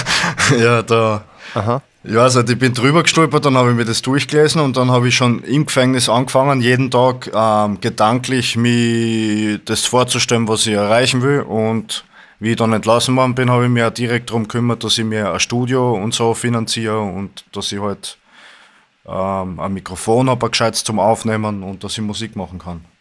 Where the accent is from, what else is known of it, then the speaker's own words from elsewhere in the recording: Styria, Austria; ich komme aus der Steiermark, aus Österreich